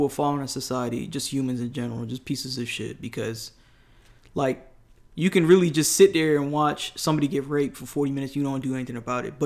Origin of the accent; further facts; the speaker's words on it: New York, United States; now in Atlanta, United States; I'm from New York